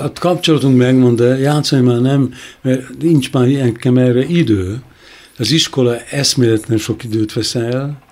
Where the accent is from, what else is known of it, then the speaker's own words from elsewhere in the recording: Hungary; moved away as an adult; also born or lived in Budapest (as a young boy from the countryside); now in Berlin, Germany; itt születtem